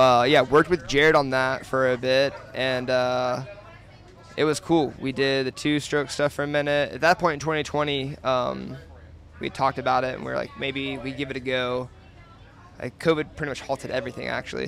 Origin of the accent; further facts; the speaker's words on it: Georgia, United States; now in Colorado, United States; I grew up like on the East Coast in Georgia.